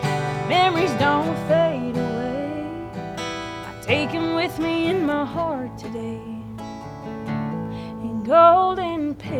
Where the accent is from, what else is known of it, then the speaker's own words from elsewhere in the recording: Medford, Oklahoma, United States; I'm originally from Medford.